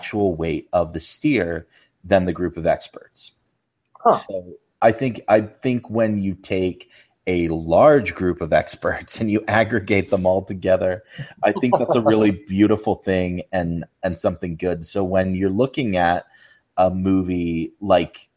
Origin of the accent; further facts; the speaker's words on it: Salt Lake City, Utah, United States; growing up in the Salt Lake area